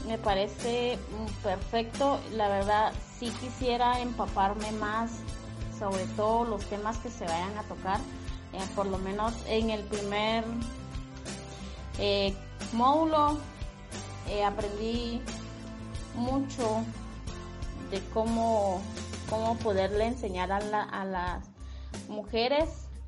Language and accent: Spanish; Guatemala; eh, soy de Guatemala